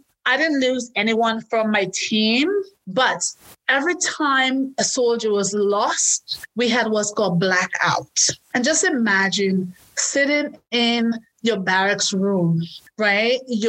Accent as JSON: {"language": "English", "region": "New Jersey", "country": "United States", "tie": "born or raised there", "said": "the last soldier who died was a Green Beret from my home state, New Jersey"}